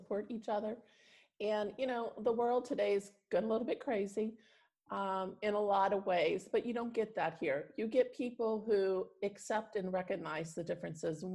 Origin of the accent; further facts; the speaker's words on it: Star City, West Virginia, United States; I was born in Star City, which is technically right by Morgantown. I will tell you, though, even though I am very proud of where I've lived here my whole life.